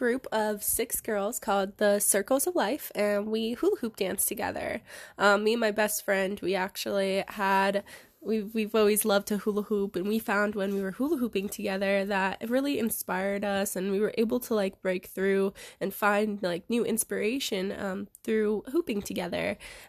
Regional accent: Reno, Nevada, United States; I am 21. I'm from Reno, Nevada, basically born and raised here.

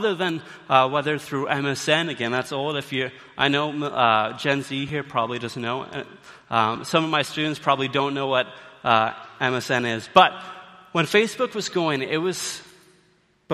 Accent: Canada; now in British Columbia, Canada; we, as Canadians, we have some pride

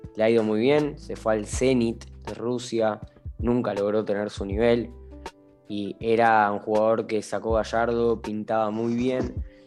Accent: Argentina; el argentino en especial soy

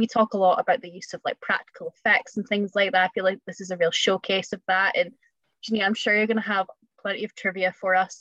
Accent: Scotland, United Kingdom; being Scottish, we're both Scottish

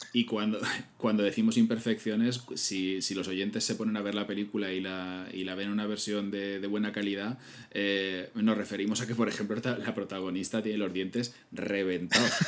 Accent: Castilla-La Mancha, Spain; como tú y como yo, que somos manchegos, esos pueblos es que es, nuestra niñez

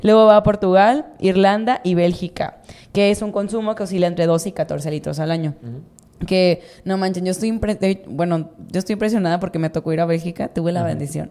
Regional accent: Mazatlán, Sinaloa, Mexico; Yo soy de Mazatlán

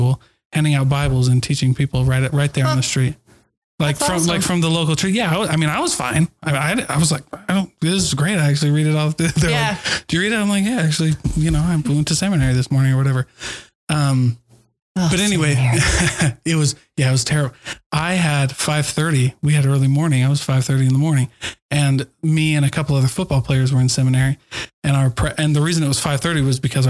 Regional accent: Keokuk, Iowa, United States; moved away; I grew up in Iowa

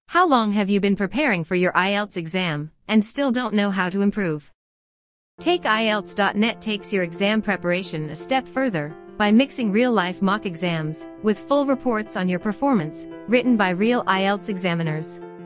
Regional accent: Saudi Arabia; English is a second language; moved away as an adult; now in Malaga, Spain; I'm from uh, Saudi Arabia

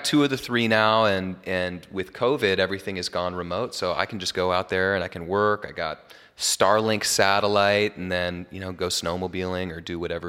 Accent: Jackson Hole, Wyoming, United States; Well, you know, so I'm from Jackson Hole originally. It's like the best skiing in North America.

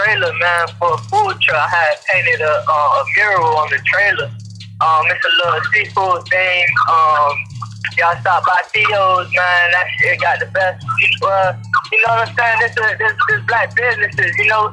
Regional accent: Miami, Florida, United States; I'm from Miami.

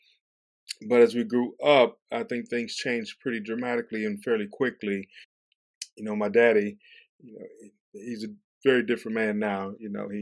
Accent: Atlanta, Georgia, United States; moved away as an adult; also born or lived in St. Louis, Missouri / Kentucky; I grew up in Atlanta, Georgia, and St. Louis, Missouri. So a lot of moving around, a lot of transition

